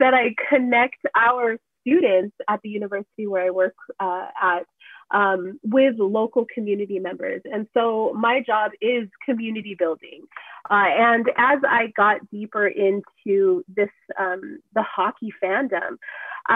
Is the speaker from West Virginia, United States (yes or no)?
no; Southern California, United States; I am from Southern California